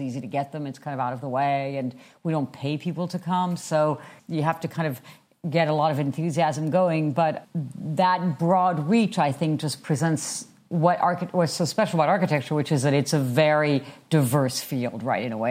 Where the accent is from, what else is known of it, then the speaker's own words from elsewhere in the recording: France; moved away; I am originally from France